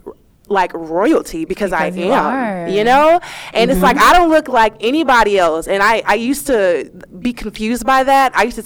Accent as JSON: {"language": "English", "town": "Dallas", "region": "Texas", "country": "United States", "tie": "born or raised there", "also_born_or_lived": "Houston", "said": "I grew up in Dallas"}